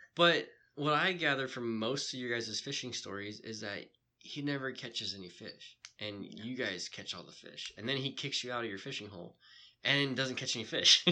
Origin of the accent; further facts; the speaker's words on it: Bitterroot Valley, Montana, United States; So that's also my hometown ski resort that I ski hill. Yeah. That I grew up on.